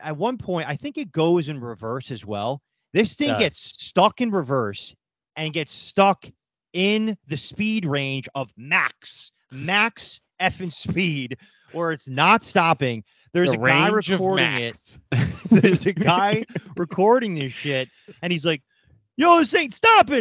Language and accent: English; Westchester, New York, United States; we're all from New York here, but we don't all live in New York now